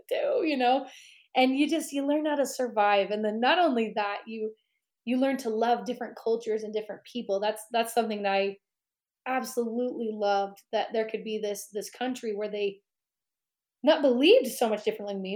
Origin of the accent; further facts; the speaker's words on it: Pleasant Grove, Utah, United States; I grew up in Pleasant Grove, and that's what like 15, 20 minutes from Provo